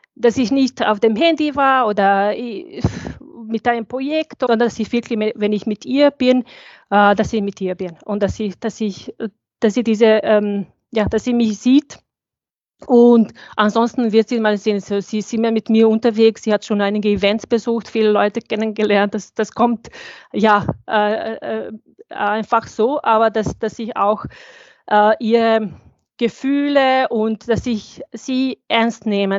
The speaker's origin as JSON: {"language": "German", "country": "Bosnia & Herzegovina", "tie": "born or raised there", "also_born_or_lived": "Sarajevo", "second_language": "German", "moved": "as an adult", "lives_now": "Austria", "said": "ich bin 1987 geboren, ich bin in Bosnien geboren, also ich habe ähm, Krieg überlebt"}